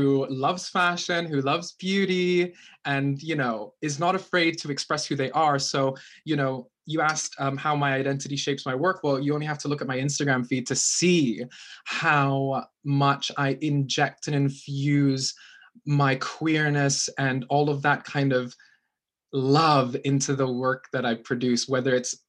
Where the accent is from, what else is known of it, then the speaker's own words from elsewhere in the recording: Philippines; My accent's really fucked because I grew up in the Philippines, which the people tend to have like American accents over there.